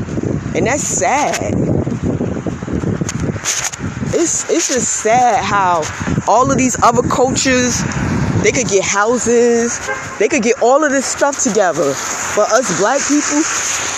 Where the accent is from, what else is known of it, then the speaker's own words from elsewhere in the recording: United States; I live in America. I was born in America